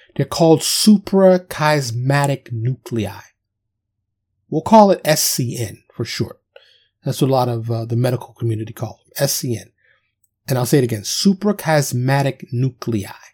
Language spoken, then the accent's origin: English; New York City, New York, United States; I was born and raised in, in, in Manhattan, Upper Manhattan, otherwise known as Harlem and the Bronx